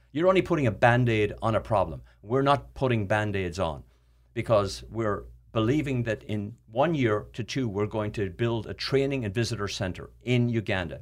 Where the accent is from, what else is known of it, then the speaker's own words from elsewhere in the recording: Ireland; moved away; I grew up in Ireland where water was not an issue